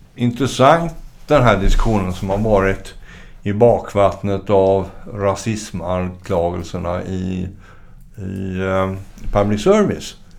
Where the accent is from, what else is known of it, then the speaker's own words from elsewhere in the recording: Gothenburg, Västra Götaland, Sweden; Jag är ju från Göteborg